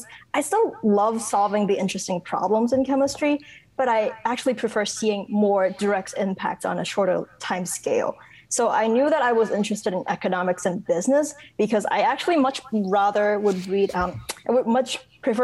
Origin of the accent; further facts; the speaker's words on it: Hong Kong; moved away as an adult; also born or lived in upstate New York / Chicago; now in Bloomington, United States; I was born and raised in Hong Kong, and then I went to college in upstate New York